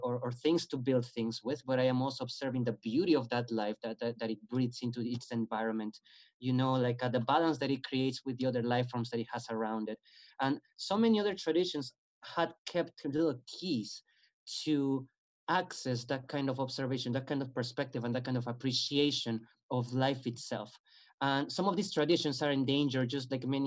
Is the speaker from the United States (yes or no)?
no; Peru; moved away; my country, I'm originally from Peru.